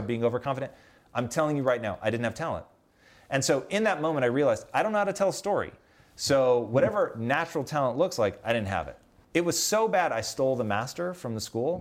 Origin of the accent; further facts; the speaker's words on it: Tacoma, Washington, United States; moved away as an adult; growing up in Tacoma.